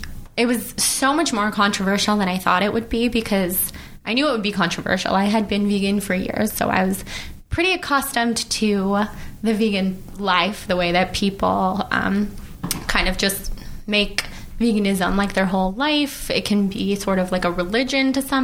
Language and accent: English; Sacramento, California, United States; moved away as an adult; also born or lived in New York; now in Los Angeles, United States; I'm from Sacramento. I moved to LA like 8 years ago, lived in New York for a little while, been back here for a couple years